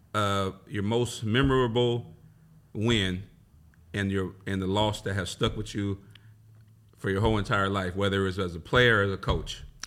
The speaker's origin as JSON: {"language": "English", "town": "Long Beach", "region": "California", "country": "United States", "tie": "born or raised there", "said": "I grew up in Long Beach"}